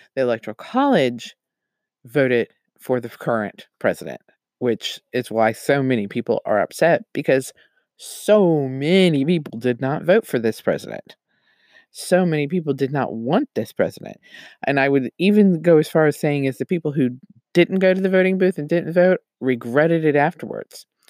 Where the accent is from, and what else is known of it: United States